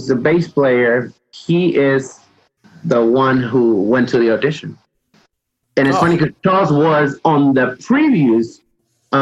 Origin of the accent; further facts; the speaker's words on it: Peru; moved away; I'm from Peru